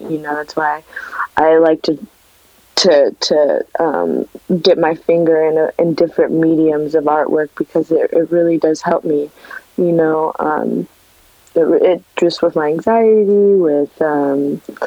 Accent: Los Angeles, California, United States; growing up in LA, where the only Latinos that you would see over here were Mexicans or people from El Salvador, Guatemala

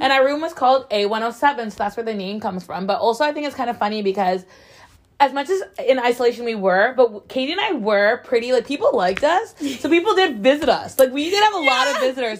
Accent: Connecticut, United States; I'm from Connecticut

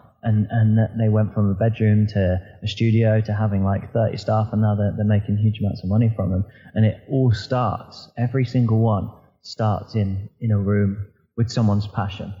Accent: Southampton, South East England, United Kingdom; I'm born and bred Southampton

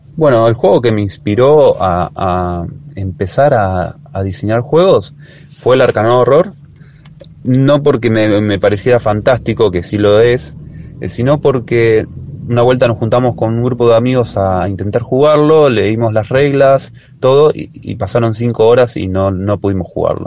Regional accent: Martínez, Buenos Aires Province, Argentina; Tengo 34 años, soy de Martínez

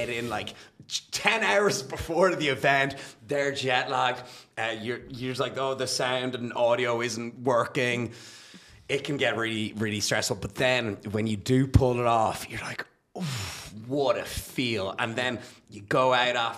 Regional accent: Dublin, Leinster, Ireland; accent: South Dublin; when I get excited, it goes more South Dublin-y as well.

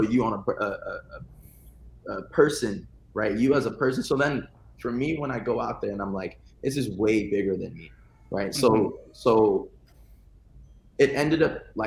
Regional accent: California, United States; I'm from California

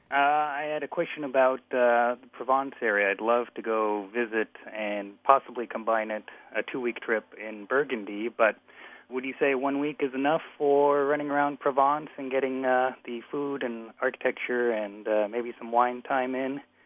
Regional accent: Netherlands; I'm from the Netherlands

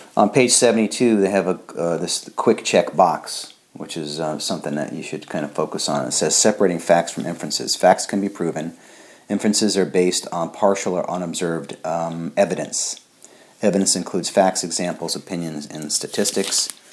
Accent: Missouri, United States; I'm from Missouri, the show me state

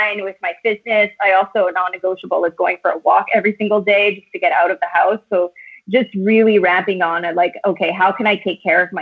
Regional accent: Timmins, Ontario, Canada; moved away as an adult; also born or lived in Ottawa / west coast of Canada; I was born and raised in Timmins, but I left Timmins when I was 19.

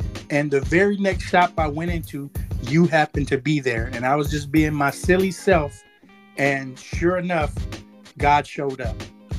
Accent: Houston, Texas, United States; I said, but I'm here from Houston.

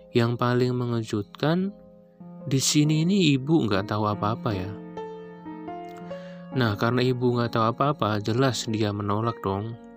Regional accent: Central Java, Indonesia; Aku ini berasal dari Jawa Tengah.

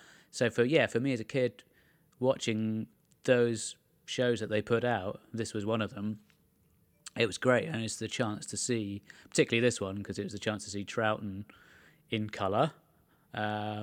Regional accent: England, United Kingdom; as a kid growing up in England

